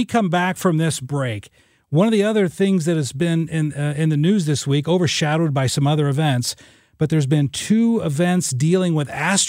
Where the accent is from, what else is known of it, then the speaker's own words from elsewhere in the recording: Southern Illinois, United States; when I was a kid, I grew up in Southern Illinois.